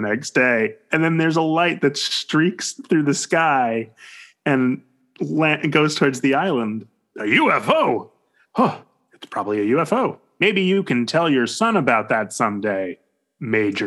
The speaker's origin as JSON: {"language": "English", "country": "United States", "said": "being American"}